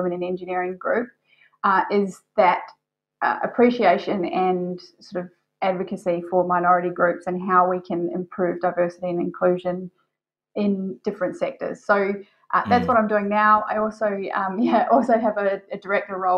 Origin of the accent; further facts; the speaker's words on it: New Zealand; now in Australia; I'm a New Zealander